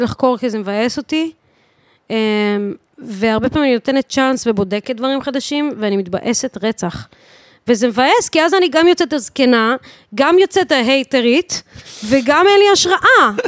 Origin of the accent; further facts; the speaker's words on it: Bat Yam, Tel Aviv District, Israel; אני מבת ים